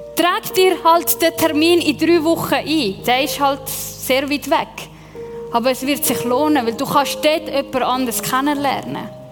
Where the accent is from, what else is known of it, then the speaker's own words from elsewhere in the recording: Lake Zurich, Switzerland; ja, ich bin im Zürichsee aufgewachsen, aber meine Eltern kommen von Sizilien